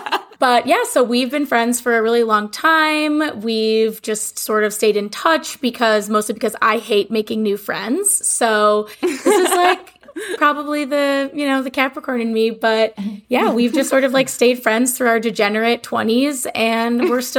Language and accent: English; Chicago, Illinois, United States; moved away as an adult; now in Brooklyn, United States; I am also from Chicago, which will give you a hint on how we all know each other. And but I currently reside in Brooklyn.